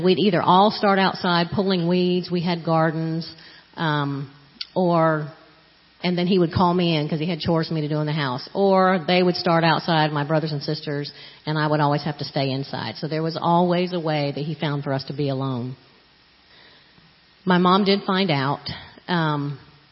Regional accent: Florida, United States; moved away; I grew up in Florida, and I never knew who my biological father was

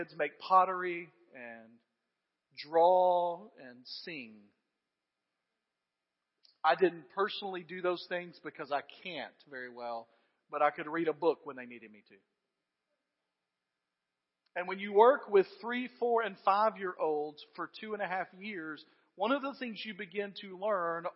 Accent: United States; as American Christians

